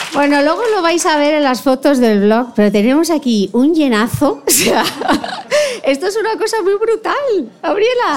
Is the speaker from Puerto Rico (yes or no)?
no; Spain; now in Dubai, United Arab Emirates; con mi corazón en España. Se ha declarado el estado de alarma en mi país